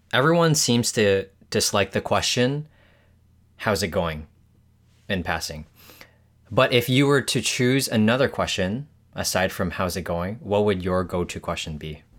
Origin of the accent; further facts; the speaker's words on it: Hong Kong; born there; also born or lived in Canada; I was born in Hong Kong, but I've moved back and forth between Hong Kong and Canada uh, a couple of times.